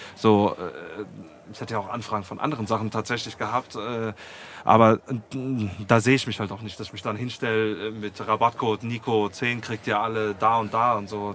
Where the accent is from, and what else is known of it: Heusenstamm, Hesse, Germany; born or raised there